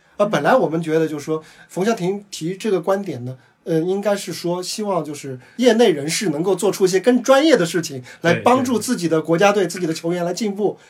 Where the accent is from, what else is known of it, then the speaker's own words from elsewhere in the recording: Shanghai, China; 我是上海人